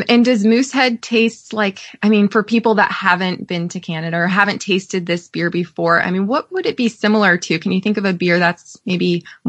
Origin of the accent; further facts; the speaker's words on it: Fairfield, California, United States; When I was growing up in Fairfield, California